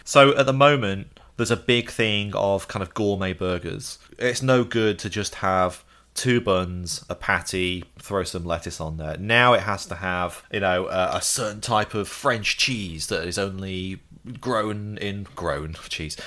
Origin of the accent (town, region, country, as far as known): United Kingdom